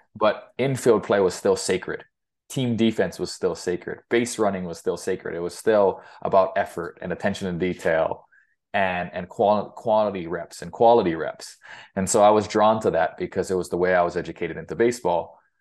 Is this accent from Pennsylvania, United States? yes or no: no; Hilo, Hawaii, United States; moved away as an adult; also born or lived in Greeley, Colorado; now in Fort Collins, United States; I grew up in Gila, Hawaii